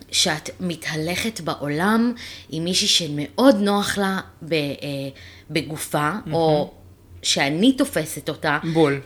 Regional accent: Ra'anana, Central District, Israel; also born or lived in Ramat Gan; אנחנו גרנו ברמת גן, אני והמשפחה שלי, גרנו ברמת גן עד שאני הייתי בת שש. זאת אומרת אני את כיתה א', עליתי, לא גדלתי ברעננה

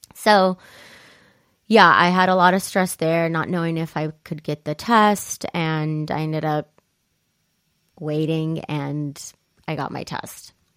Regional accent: Italy; now in United States; growing up in Italy

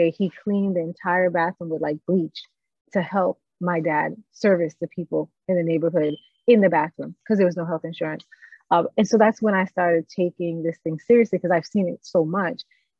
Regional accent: New York, United States; also born or lived in Miramar, Florida; I grew up in New York and in Miramar in Broward.

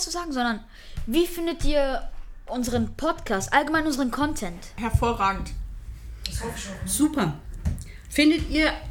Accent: Germany; So zur Zeit, die Deutschen sagen immer, ich bin Pole oder Franzose. Aber Lüge. Ich bin einfach nur Deutsch.

